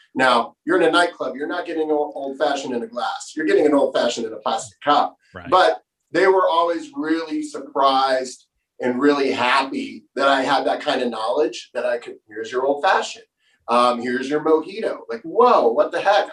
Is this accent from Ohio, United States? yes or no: no; Florida, United States; moved away as an adult; I'm from Florida